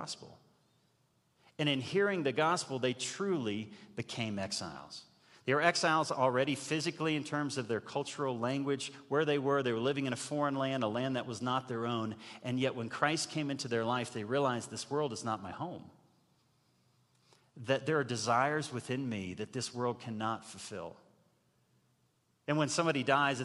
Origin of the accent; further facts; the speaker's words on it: United States; as an American